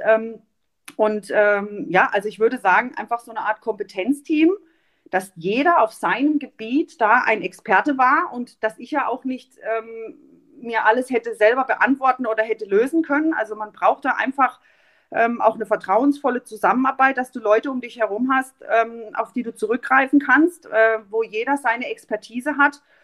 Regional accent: Mahlberg, Baden-Württemberg, Germany; also born or lived in Offenburg; ich bin in Malberg groß geworden

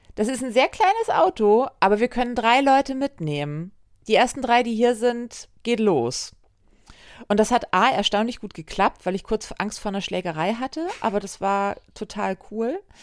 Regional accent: Wedel, Schleswig-Holstein, Germany; born or raised there

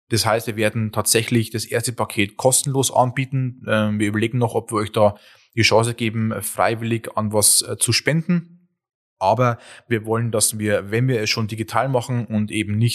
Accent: Bavaria, Germany; Wir kommen ja auch aus Ostbayern.

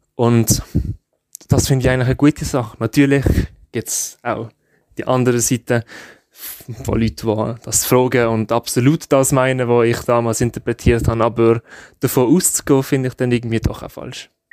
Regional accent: Switzerland; ich bin Schweizer

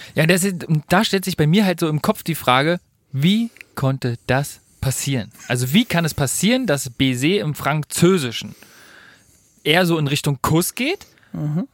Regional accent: Berlin, Germany; für mich als Berliner

